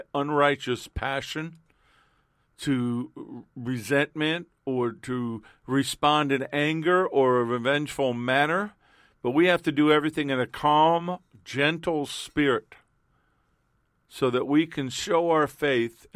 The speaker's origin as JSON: {"language": "English", "town": "New York City", "region": "New York", "country": "United States", "tie": "born or raised there", "moved": "yes", "said": "I was born and raised in Queens, New York. We lived other places."}